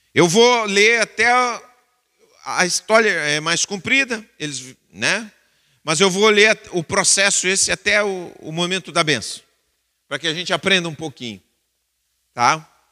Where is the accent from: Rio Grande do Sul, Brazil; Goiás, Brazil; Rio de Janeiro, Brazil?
Rio Grande do Sul, Brazil; Bagé; eu sou de Bagé, nós sofremos com a seca faz muito tempo